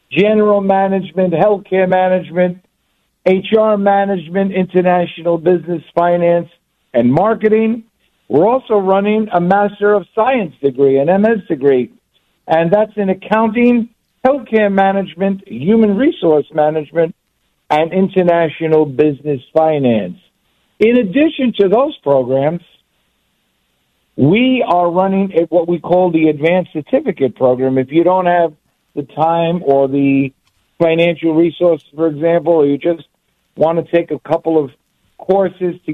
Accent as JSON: {"language": "English", "town": "New York City", "region": "New York", "country": "United States", "tie": "born or raised there", "said": "I was born and raised grew up on Ninth Street between 1st and 2nd Avenue, now known, then known as the Lower East Side, now known as the East Village, about three blocks away from the wonderful Fillmore East."}